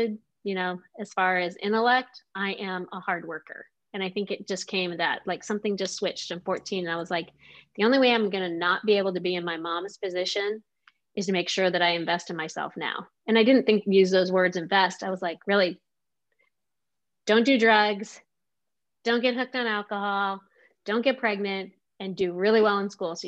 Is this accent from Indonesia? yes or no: no; Omaha, Nebraska, United States; now in Kansas City, United States; I grew up in Omaha, Nebraska